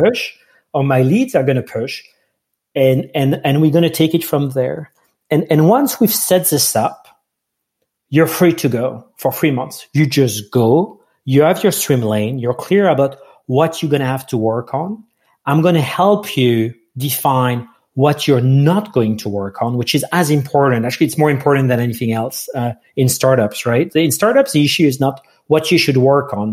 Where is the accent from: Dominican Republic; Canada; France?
France; English is a second language; moved away; I'm from France, so English is not my first language.